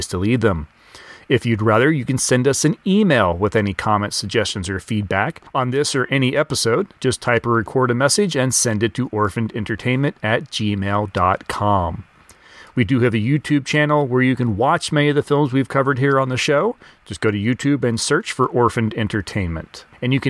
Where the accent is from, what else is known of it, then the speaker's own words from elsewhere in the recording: the South, United States; I hail from the South, but not that far South